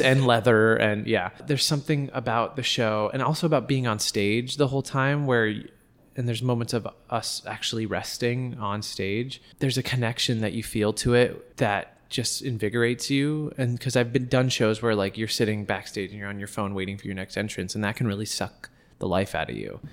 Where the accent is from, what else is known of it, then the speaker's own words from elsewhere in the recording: Los Angeles, California, United States; moved away as an adult; now in New York, United States; We're all from Los Angeles.